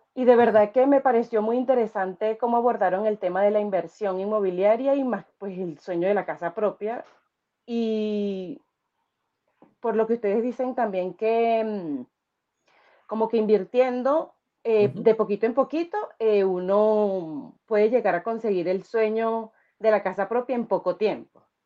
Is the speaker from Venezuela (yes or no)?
yes; Venezuela; moved away as an adult; now in Chile; soy venezolana